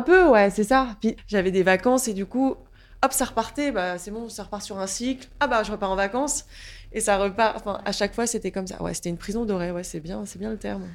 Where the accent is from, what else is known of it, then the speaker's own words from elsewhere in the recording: Saint-Quentin, Hauts-de-France, France; moved away as an adult; now in Paris, France; je suis née en Picardie à la base, dans une petite ville qui s'appelle Saint-Quentin